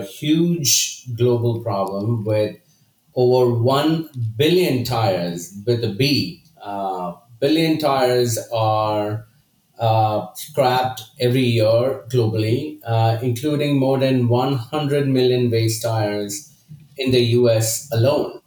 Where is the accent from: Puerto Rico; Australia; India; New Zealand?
India; moved away as an adult; now in Houston, United States; So I grew up in India, did my chemical engineering from Institute of Chemical Technology